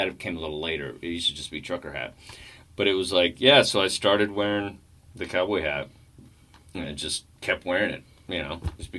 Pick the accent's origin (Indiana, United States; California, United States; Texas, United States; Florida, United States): Texas, United States; I'm from Texas.